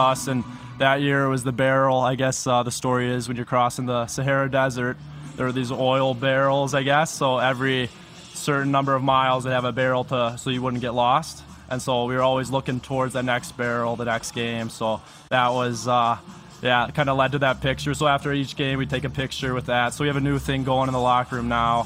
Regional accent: South Bend, Indiana, United States; I grew up in South Bend

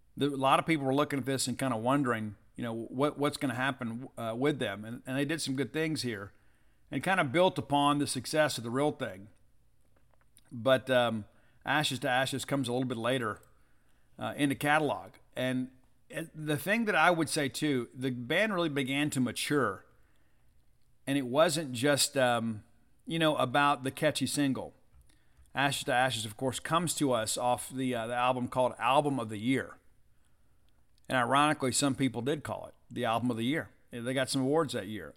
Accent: the South, United States; we're from the South

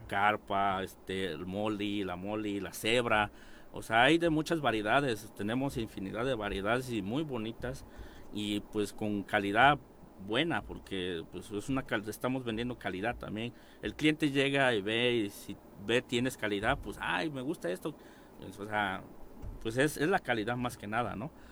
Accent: Chinameca, Morelos, Mexico; en mi pueblo que es Chinameca

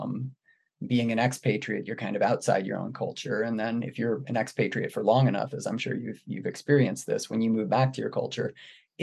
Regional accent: New England, United States; born or raised there; also born or lived in Palo Alto, California / South Korea; now in Northern California, United States

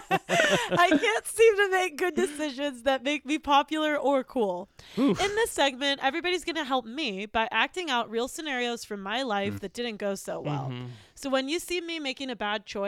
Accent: Pittsburgh, Pennsylvania, United States; I'm from Pittsburgh, Pennsylvania

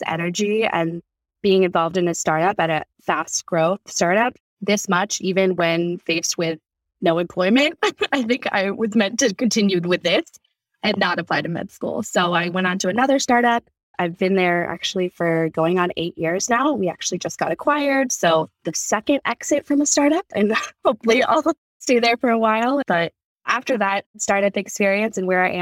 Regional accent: California, United States; born or raised there

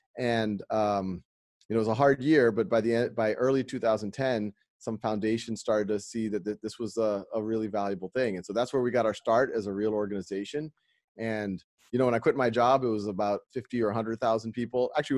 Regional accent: Louisiana, United States; No, I grew up in Louisiana, fairly humble background.

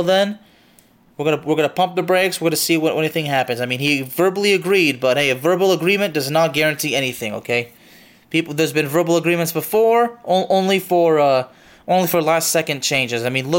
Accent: Lyon, Auvergne-Rhône-Alpes, France; I mean, I'm actually from Lyon, and honestly, I'm not too upset about this

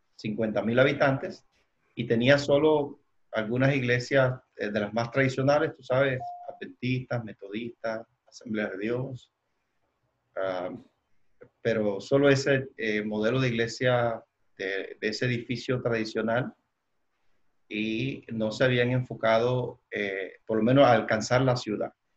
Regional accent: Cuba; moved away as an adult; now in Dallas, United States; soy de Cuba. Viví 39 años en Cuba

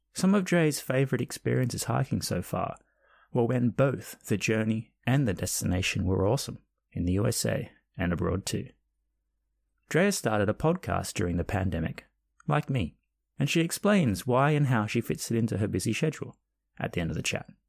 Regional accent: Australia; moved away as an adult; now in United Kingdom; I grew up in Australia

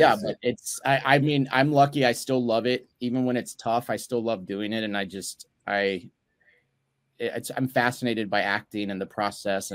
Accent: Dallas, Texas, United States; moved away as an adult; now in Los Angeles, United States; I live in LA. I've been out here for about 13 years, but I'm originally from Dallas, Texas.

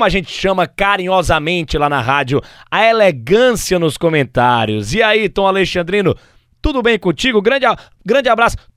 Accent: Fortaleza, Ceará, Brazil; born there; Eu nasci em Fortaleza.

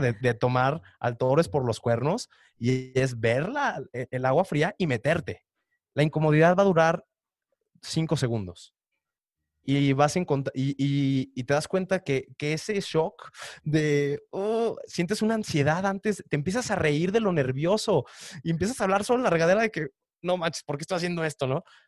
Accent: Mexico; also born or lived in Canada; nos hacía personas más cálidas como mexicanos

